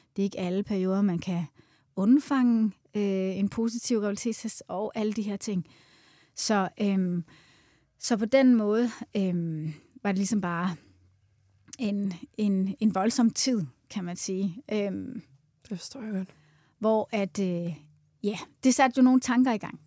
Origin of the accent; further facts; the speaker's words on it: Svendborg, Southern Denmark, Denmark; also born or lived in United States; now in Copenhagen, Denmark; Jeg stammer oprindeligt fra Svendborg, faktisk, mm. øhm, men har boet i København i, i størstedelen af mit liv